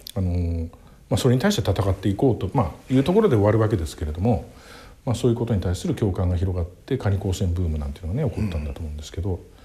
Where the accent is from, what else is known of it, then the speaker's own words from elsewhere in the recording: Tokyo, Japan; 僕生まれは東京の世田谷区です